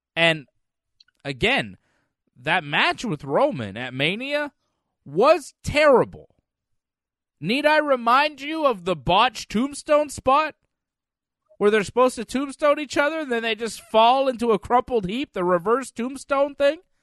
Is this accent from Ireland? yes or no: no; Canada; I'm Canadian